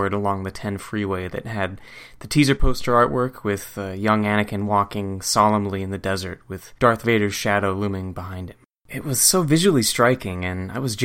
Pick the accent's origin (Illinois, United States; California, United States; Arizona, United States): California, United States; Goleta; my hometown of Goleta, California